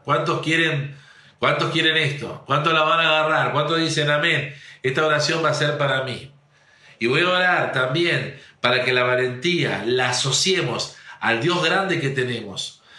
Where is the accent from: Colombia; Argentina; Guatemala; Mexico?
Argentina; northern Santa Fe; somos unos santafesinos del, unos changos santafesinos del norte, algunos rejuntados, uno de, de, Rosario, otro de Córdoba, otro de ahí